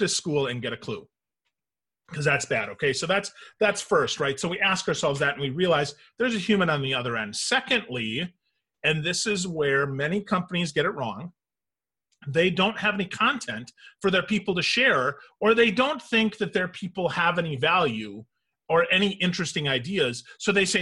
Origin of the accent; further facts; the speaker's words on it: Wisconsin, United States; moved away; I'm originally from Wisconsin